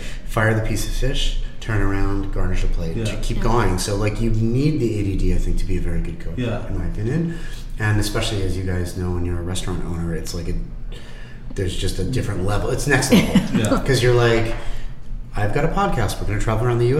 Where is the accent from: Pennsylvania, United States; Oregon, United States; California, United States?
Pennsylvania, United States; Pittsburgh; now in Philadelphia, United States; we grew up in Squirrel Hill, Pittsburgh